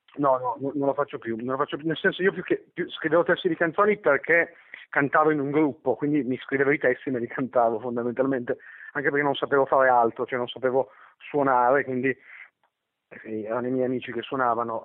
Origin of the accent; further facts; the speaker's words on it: Turin, Piedmont, Italy; io sono torinese per così, come moltissime altre, perché, semplicemente perché so, i, i miei nonni sono arrivati dal sud